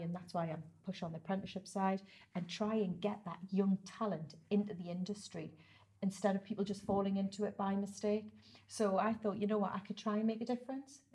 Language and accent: English; Whitley Bay, North East England, United Kingdom; also born or lived in Ponteland; I was born and bred in Whitley Bay